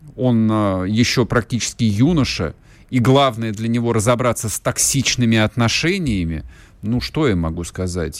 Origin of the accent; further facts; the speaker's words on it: Russia; у нас на родине жизнь потихонечку меняется